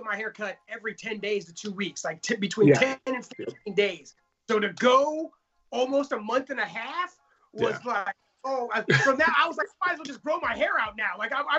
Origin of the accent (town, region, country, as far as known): Los Angeles, California, United States